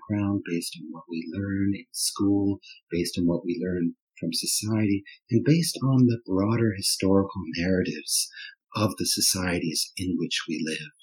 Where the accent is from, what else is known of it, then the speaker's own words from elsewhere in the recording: Canada; first language German; English is a second language; moved away; also born or lived in Germany / Switzerland; I was born in North America in 1965, and I grew up in Canada